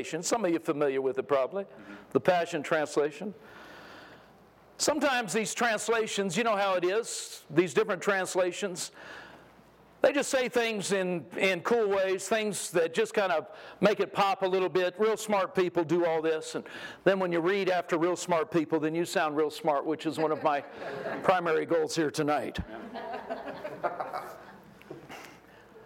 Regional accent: California, United States; now in Texas, United States; I moved to Texas a long time ago. I grew up in California

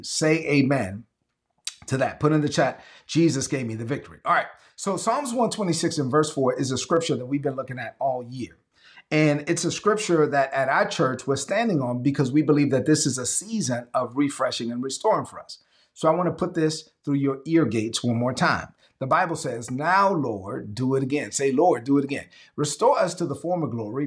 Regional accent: New York City, New York, United States; moved away as an adult; also born or lived in North Carolina / Georgia / South Carolina / Texas; I'm from Brooklyn, but I've been around the South a lot

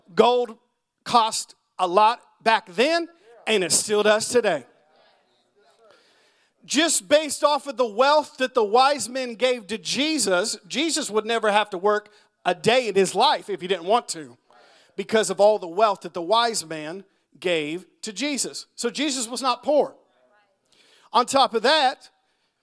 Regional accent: United States; I'm an American

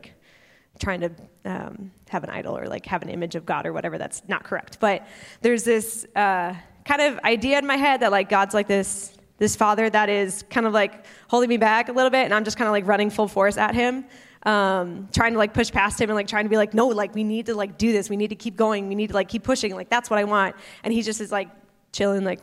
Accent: North Woods, United States; moved away as an adult; I grew up in the North Woods doing camping and hiking

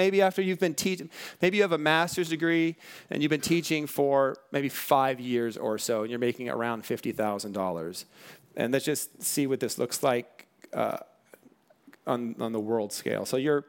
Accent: Bellflower, California, United States; born there; I was born in Bellflower, California in 1970 in the United States of America.

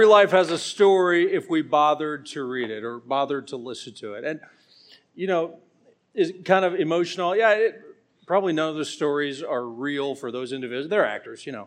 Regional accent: Atlanta, Georgia, United States; I'm from Atlanta

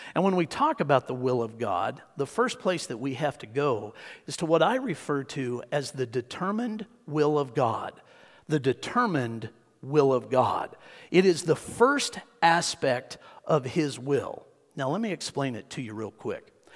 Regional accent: Hutchinson, Kansas, United States; I grew up in Tornado Alley

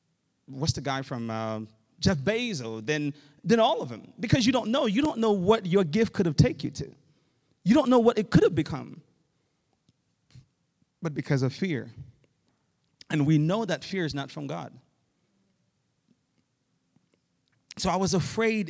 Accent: Haiti; moved away; Growing up in Haiti

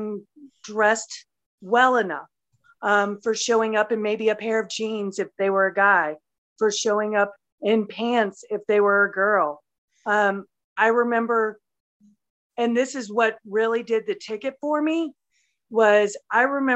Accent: Louisiana, United States; also born or lived in Marietta, Georgia; now in West Virginia, United States; I'm originally from Louisiana, lived in Marietta, Georgia for a little while, and I currently reside in the West Virginia Mountains

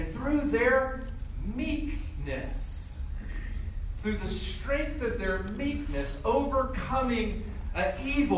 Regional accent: Greensboro, North Carolina, United States; my hometown of Greensboro, North Carolina

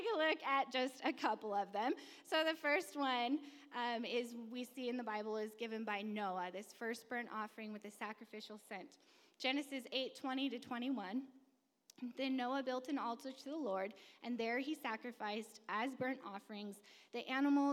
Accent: California, United States; I'm from California, never been on a farm.

